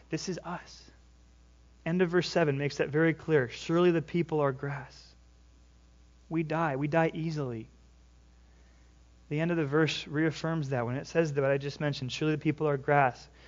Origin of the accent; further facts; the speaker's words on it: California, United States; now in Washington, United States; I live in Washington. What do you water your grass for? I came from California.